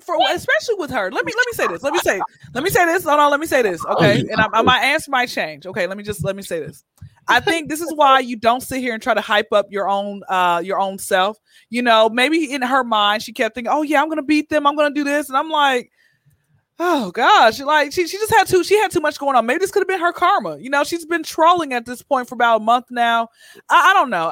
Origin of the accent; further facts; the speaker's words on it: Atlanta, Georgia, United States; now in Los Angeles, United States; born and raised in Atlanta